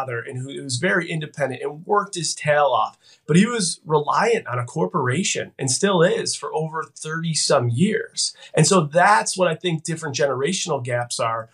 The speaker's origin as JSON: {"language": "English", "town": "Buffalo", "region": "New York", "country": "United States", "tie": "born or raised there", "said": "born and raised in Buffalo, New York"}